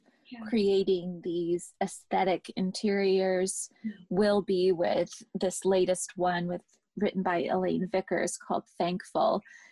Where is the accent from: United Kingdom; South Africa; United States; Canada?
United Kingdom; England; I grew up in England